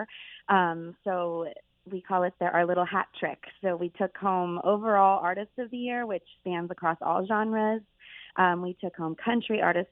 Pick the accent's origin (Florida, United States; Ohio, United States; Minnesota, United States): Ohio, United States; Columbus; moved away as an adult; also born or lived in Salem, Massachusetts; now in Massachusetts, United States; I grew up in Columbus, Ohio, just north of the Ohio State campus